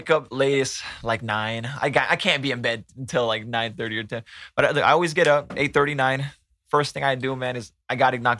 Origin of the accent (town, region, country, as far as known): Tracy, California, United States; born or raised there; also born or lived in San Mateo, California